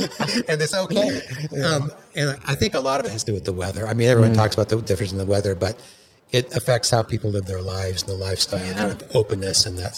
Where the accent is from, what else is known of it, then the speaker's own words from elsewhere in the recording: Washington, United States; now in Los Angeles, United States; I'm from Washington, as you probably figured out.